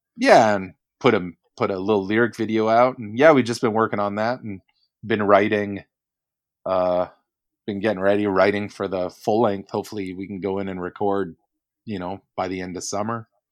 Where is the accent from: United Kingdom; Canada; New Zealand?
Canada; as a Canadian